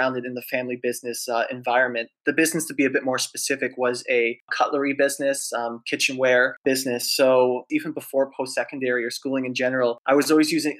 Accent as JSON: {"language": "English", "town": "Toronto", "region": "Ontario", "country": "Canada", "said": "So super happy to be a Torontonian"}